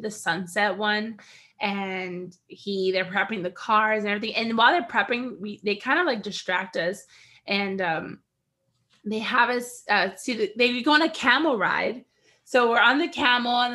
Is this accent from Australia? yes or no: no; United States; as an American in the Middle East